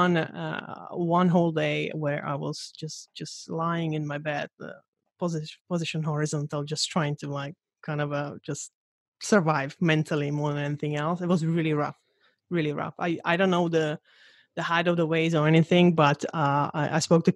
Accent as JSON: {"language": "English", "country": "Slovakia", "said": "I'm from Slovakia, so it's we don't have sea"}